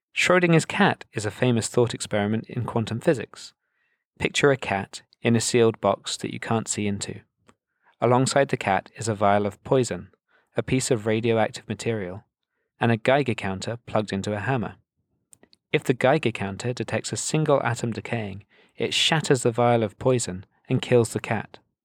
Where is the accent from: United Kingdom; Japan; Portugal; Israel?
United Kingdom; being British myself